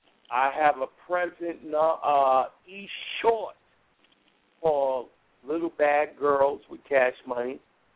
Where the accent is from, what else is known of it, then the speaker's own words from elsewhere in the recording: New York City, New York, United States; I'm from Harlem